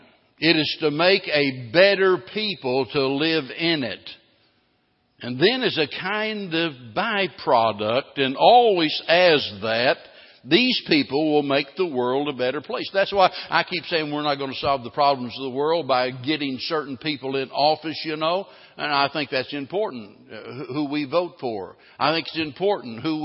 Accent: the Ozarks, United States; I was raised in the Ozarks

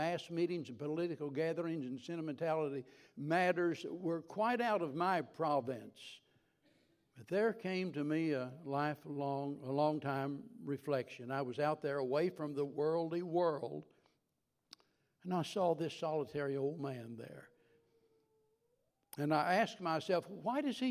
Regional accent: the Ozarks, United States; moved away as an adult; also born or lived in Tennessee / Cincinnati; I was a hillbilly from the Ozarks

